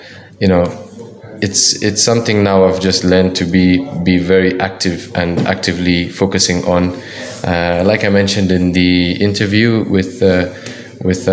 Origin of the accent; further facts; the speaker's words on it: Kenya; I'm the only Kenyan